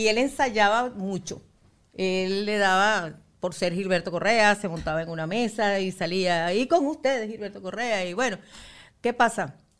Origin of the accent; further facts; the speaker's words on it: Valencia, Carabobo, Venezuela; nosotros somos de Valencia